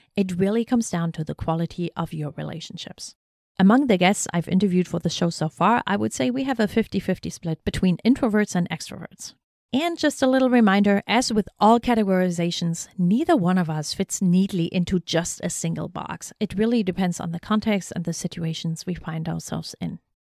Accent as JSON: {"language": "English", "region": "East Germany", "country": "Germany", "tie": "born or raised there", "also_born_or_lived": "North Carolina", "moved": "yes", "lives_now": "Shenandoah Valley, United States", "said": "where I grew up in East Germany"}